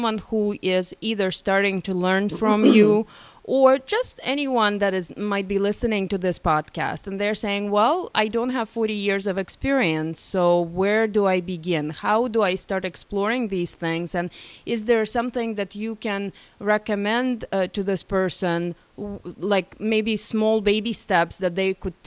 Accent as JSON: {"language": "English", "country": "Ukraine", "tie": "born or raised there", "moved": "yes", "said": "I was born and brought up in Ukraine."}